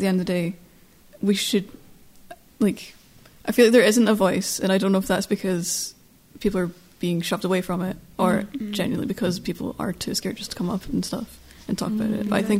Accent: United Kingdom; as British citizens as well, we do have that dichotomy of being a person of color in a very diverse country, very diverse environment.

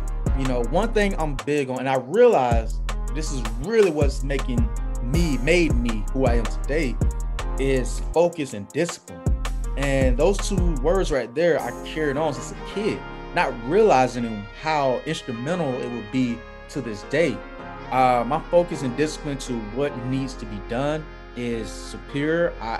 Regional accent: Raleigh, North Carolina, United States; I grew up in Raleigh, right on Kissimmee Street.

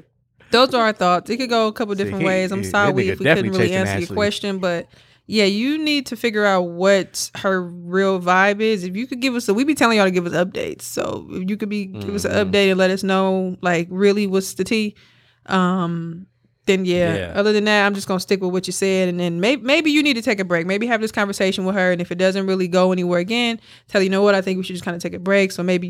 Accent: Milwaukee, Wisconsin, United States; Like I said, I just be looking back on like where I came from Milwaukee.

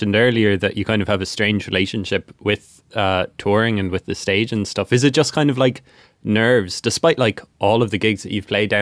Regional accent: Rosscarbery, Munster, Ireland; I'm from Roscarbery, which is about 15 minutes from Clonakilty. And so like, I've spent a lot of time in my youth in DeBars

